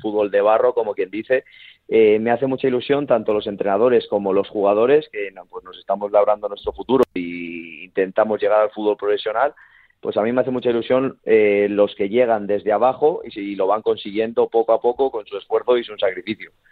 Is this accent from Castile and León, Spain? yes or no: yes; Valladolid, Castile and León, Spain; now in Zamora, Spain; también estoy cerquita de, de Valladolid, de donde soy yo de mi gente